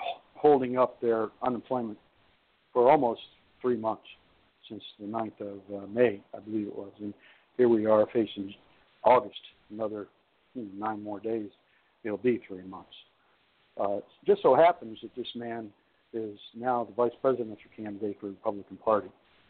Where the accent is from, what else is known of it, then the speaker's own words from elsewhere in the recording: Lordstown / Youngstown, Ohio, United States; Lordstown, my hometown